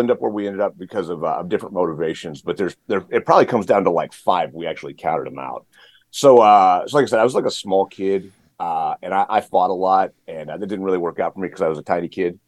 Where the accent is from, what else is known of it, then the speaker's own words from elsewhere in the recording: the Panhandle of Texas, United States; I grew up in Texas. So I'm from the uh, the Panhandle of Texas, little tiny town